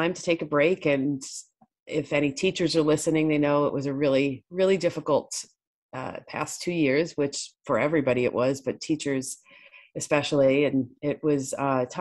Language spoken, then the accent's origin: English; New York, United States; I grew up in New York